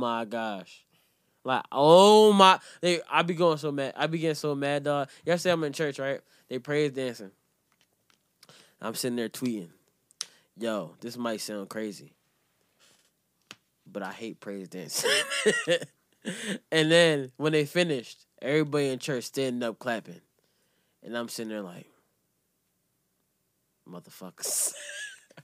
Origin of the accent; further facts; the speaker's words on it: Jamaica; I'm Jamaican to the core